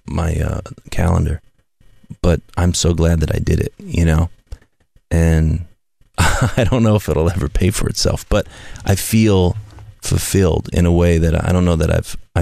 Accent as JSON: {"language": "English", "region": "Midwest", "country": "United States", "said": "I came from the Midwest"}